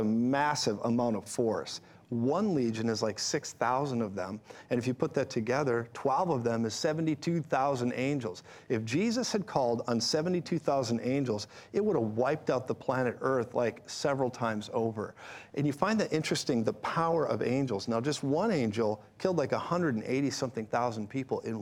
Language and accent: English; Colorado, United States; I'm from Colorado